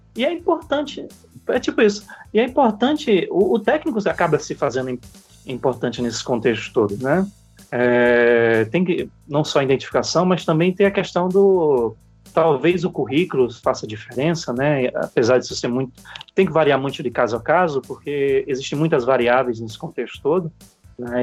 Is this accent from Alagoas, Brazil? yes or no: yes; Alagoas, Brazil; no meu, no meu estado natal, lá na terra da lagoa, também conhecido como Caribe brasileiro